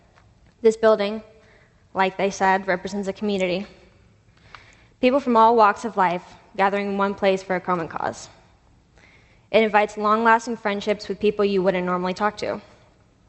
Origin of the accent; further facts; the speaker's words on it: Asheville, North Carolina, United States; Growing up in Asheville among hippies and drum circles